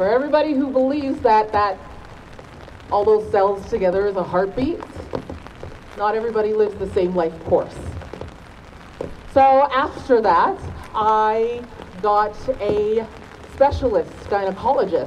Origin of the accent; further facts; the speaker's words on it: Nigeria; I'm Nigerian